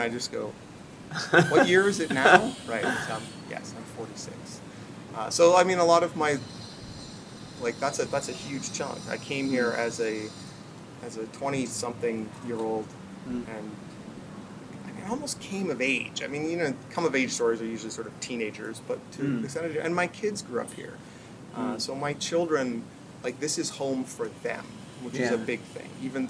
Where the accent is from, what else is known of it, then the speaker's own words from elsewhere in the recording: Canada; moved away as an adult; now in Philippines; I grew up in Canada, minus 40 winters.